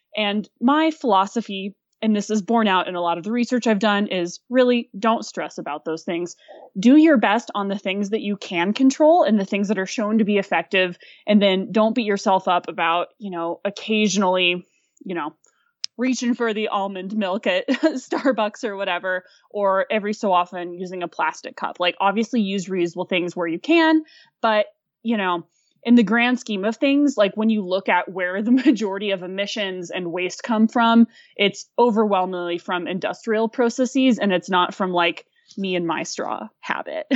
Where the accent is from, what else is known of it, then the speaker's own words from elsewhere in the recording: Fayetteville, Arkansas, United States; moved away; also born or lived in Aspen, Colorado; I'm originally from northern rural Arkansas, just outside of Fayetteville. Um, I grew up on a small apple orchard